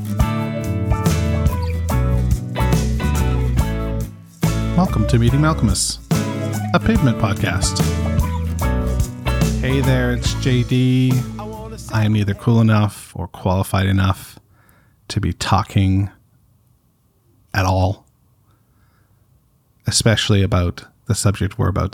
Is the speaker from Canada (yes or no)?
yes; Canada; I'm Canadian